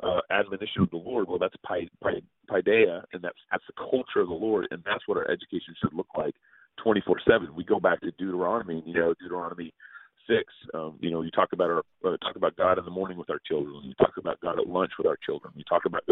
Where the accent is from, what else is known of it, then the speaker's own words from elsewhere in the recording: Texas, United States; now in Northwest, United States; I was born and raised in Texas.